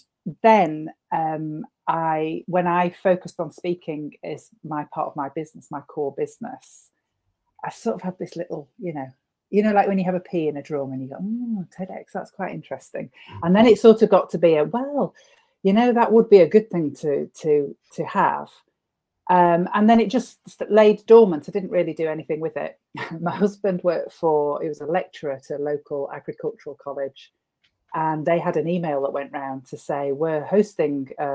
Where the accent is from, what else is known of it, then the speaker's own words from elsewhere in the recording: Northwich, North West England, United Kingdom; my hometown, Northwich